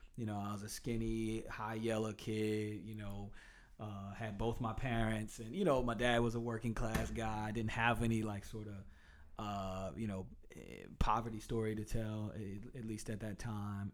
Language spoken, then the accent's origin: English; Durham, North Carolina, United States; I was the first of their children to be born in Durham